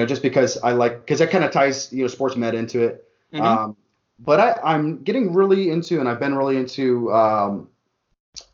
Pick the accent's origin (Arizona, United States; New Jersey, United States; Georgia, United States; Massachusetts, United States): Arizona, United States; Tucson; moved away as an adult; also born or lived in Phoenix area; now in Phoenix, United States; I'm from Tucson. So, like, coming from Tucson